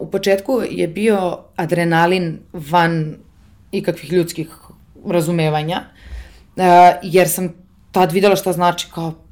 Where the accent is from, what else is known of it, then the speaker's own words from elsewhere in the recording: Serbia; moved away as an adult; dolazim iz Srbije